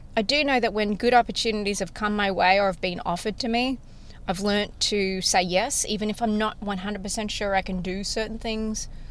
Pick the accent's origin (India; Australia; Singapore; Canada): Australia; accent: Australian; now in Nashville, United States; I'm Australian